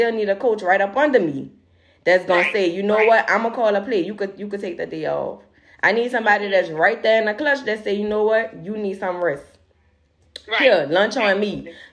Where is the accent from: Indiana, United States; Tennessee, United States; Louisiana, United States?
Louisiana, United States; New Orleans; we're from New Orleans